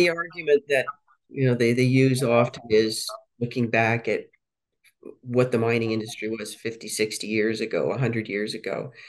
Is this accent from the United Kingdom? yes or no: no; Canada; now in United States; I grew up in Canada